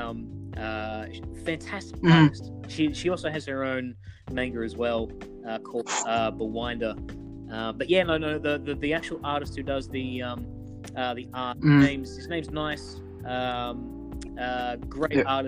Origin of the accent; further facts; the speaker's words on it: Australia; accent: Hugh Jackman; from my accent, I'm from Australia.